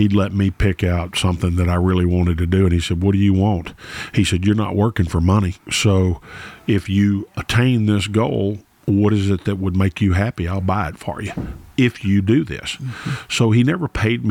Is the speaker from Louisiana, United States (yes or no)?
yes; Shreveport, Louisiana, United States; I was born in Shreveport, Louisiana